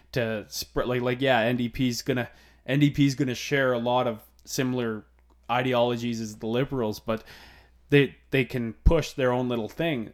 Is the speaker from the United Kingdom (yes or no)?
no; Alberta, Canada; growing up in Alberta and s, and, uh, growing up in a small community